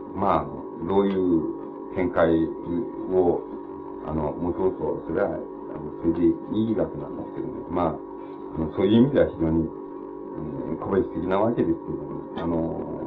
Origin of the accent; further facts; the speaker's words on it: Japan; 俺と同じように日本に生まれ育って